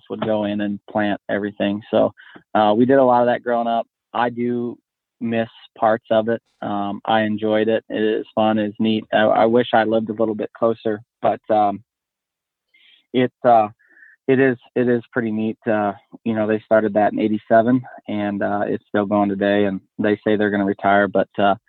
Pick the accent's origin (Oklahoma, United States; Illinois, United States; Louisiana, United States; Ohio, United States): Ohio, United States; Northeast; moved away; I grew up in Northeast Ohio is where I originated from.